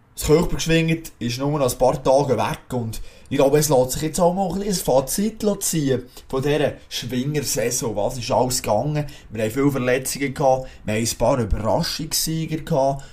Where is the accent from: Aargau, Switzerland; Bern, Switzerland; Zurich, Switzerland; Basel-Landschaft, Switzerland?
Bern, Switzerland; als Berner